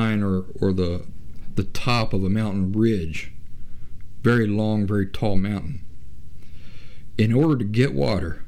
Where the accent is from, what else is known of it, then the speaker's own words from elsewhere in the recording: Central Appalachia, United States; I'm from Central Appalachia in the United States. And I grew up in the Appalachian woods